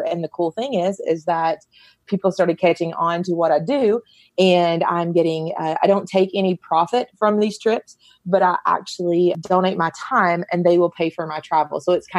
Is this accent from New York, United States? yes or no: no; Kentucky, United States; now in Knoxville, United States; Here in Knoxville. I'm originally not from Knoxville, but I've been here almost as long as I have been, which is from Kentucky.